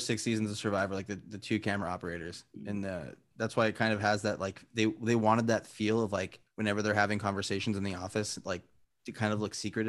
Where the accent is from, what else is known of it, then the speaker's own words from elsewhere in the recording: Glendora, California, United States; I'm from Glendora, California, which is the pride of the foothills.